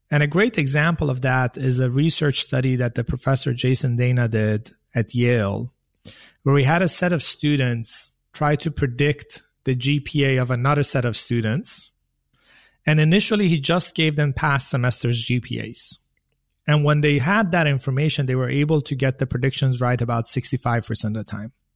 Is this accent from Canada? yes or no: no; Sweden; now in United States; I grew up in Sweden, in the countryside of Sweden